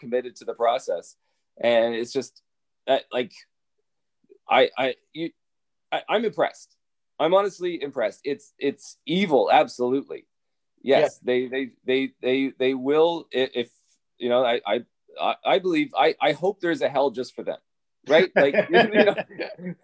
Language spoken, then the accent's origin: English; Canada; I have always been like a proud Canadian